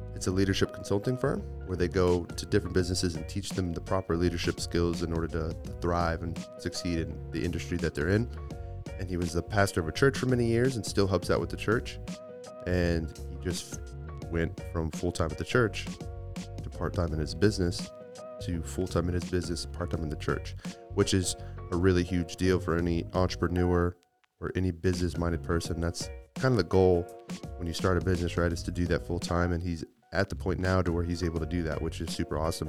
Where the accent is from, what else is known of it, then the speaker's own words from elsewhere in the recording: Midland, Texas, United States; I was born in Midland